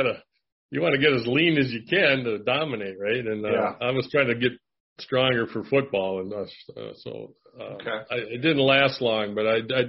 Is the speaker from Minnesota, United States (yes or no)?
yes; Bloomington, Minnesota, United States; I was born in Minneapolis, and my dad started a family over in East Bloomington, and I kind of grew up there in my grade school. Then we moved over to West Bloomington, and which was supposedly a better side of town.